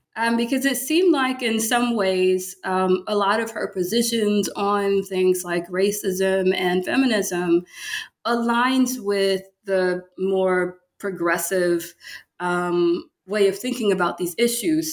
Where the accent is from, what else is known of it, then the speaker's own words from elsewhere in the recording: Baton Rouge, Louisiana, United States; moved away as an adult; also born or lived in Michigan / Pennsylvania; now in Memphis, United States; I'm from Louisiana, um, Baton Rouge, Louisiana